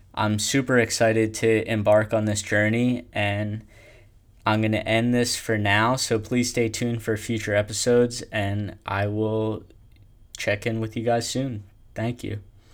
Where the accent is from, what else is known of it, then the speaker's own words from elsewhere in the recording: Pennsylvania, United States; I am from Pennsylvania